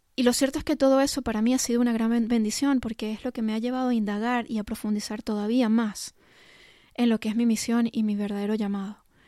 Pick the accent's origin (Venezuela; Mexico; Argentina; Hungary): Venezuela; also born or lived in England; Yo soy de Venezuela, cuando eso vivíamos en Venezuela y mis padres nos llevaron a pasar un año en Inglaterra